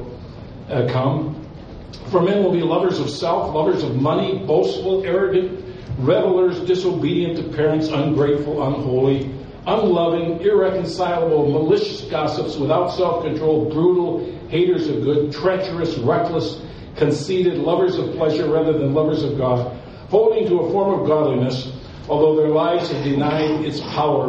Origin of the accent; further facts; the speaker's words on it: Milwaukee, Wisconsin, United States; also born or lived in New Richmond, Wisconsin; I grew up in Milwaukee, Wisconsin